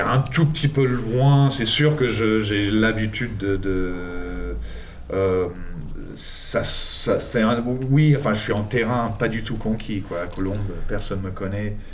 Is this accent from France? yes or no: no; England, United Kingdom; moved away; Je suis né en Angleterre, hein, donc euh, voilà, d'origine enfin, anglaise et argentine de par ma mère